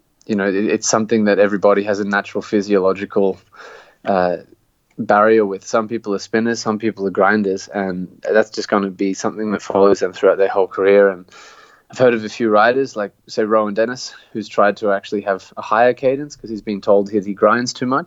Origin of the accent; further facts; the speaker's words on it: Canberra, Australian Capital Territory, Australia; my hometown of Canberra.